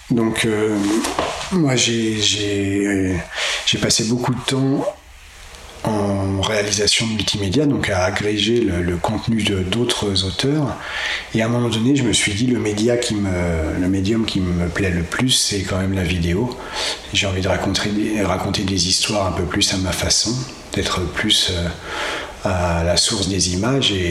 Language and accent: French; Cholet, Pays de la Loire, France; je suis né euh, donc à Cholet, euh, version bocage. donc j'ai grandi dans la campagne, enfin en milieu rural type